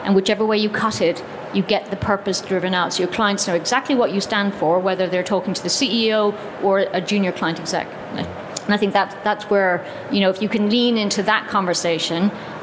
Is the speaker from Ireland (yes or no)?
yes; Ireland; as an Irish person